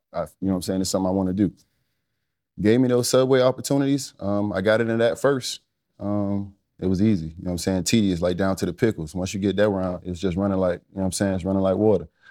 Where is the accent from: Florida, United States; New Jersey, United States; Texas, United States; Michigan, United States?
Florida, United States; South; I was a football player growing up in South Florida